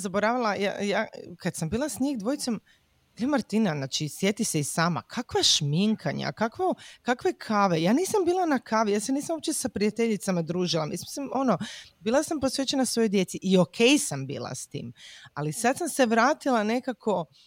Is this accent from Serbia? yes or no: no; Croatia; kod nas u Hrvatskoj